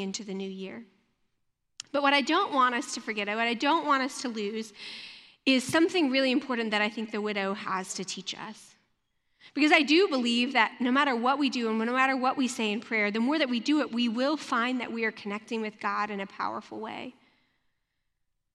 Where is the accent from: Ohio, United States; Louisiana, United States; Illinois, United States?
Louisiana, United States; moved away; also born or lived in Michigan; I grew up in Louisiana, and it snowed maybe 3 or 4 times in my life